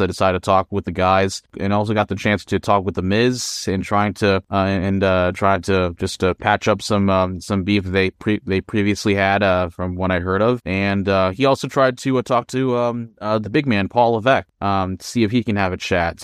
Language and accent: English; Philippines; moved away; in my home country of the Philippines